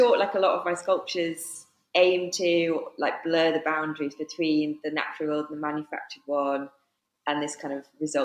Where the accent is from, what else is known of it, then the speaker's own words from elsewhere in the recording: Cumbria, North West England, United Kingdom; now in Nottingham, United Kingdom; I'm originally from Cumbria, based in Nottingham at the moment